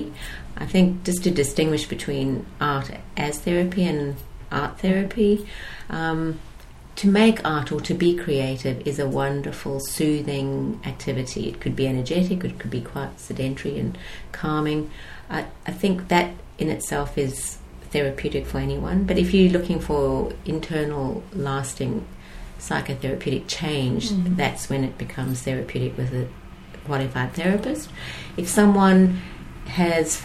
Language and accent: English; South Africa; moved away as an adult; also born or lived in United States / United Kingdom / Chicago / Singapore; now in Sydney, Australia; I was born in South Africa.